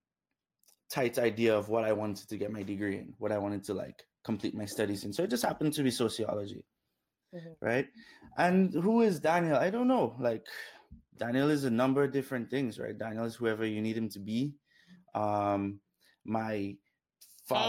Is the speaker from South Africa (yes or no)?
no; Dominica; moved away; also born or lived in Canada; Grew up in Dominica